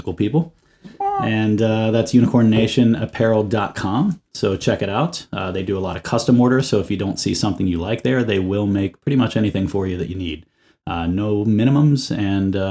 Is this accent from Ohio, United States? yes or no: yes; Ohio, United States; moved away; also born or lived in West Virginia; I was born in West Virginia, but I grew up in Ohio